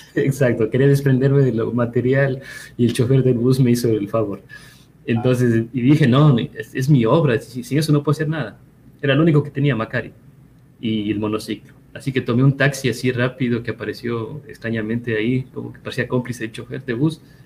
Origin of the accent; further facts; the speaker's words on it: Ecuador; moved away as an adult; also born or lived in Cuenca, Ecuador / Quito, Ecuador / France; now in United States; algunos años fuera del país